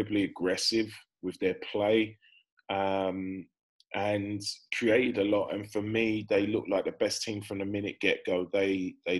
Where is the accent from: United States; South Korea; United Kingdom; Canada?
United Kingdom; Wales; As a Welshman